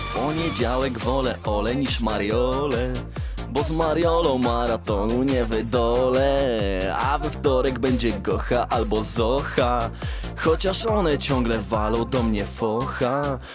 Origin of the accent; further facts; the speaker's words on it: near Chojnice, Pomeranian Voivodeship, Poland; też mieszkaniec Chojnic, gdzie, e, skąd blisko ja pochodzę